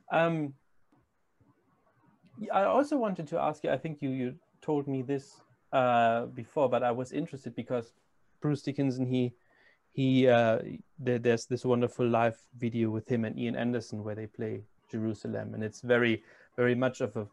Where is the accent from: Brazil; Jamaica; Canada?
Brazil; I'm from Brazil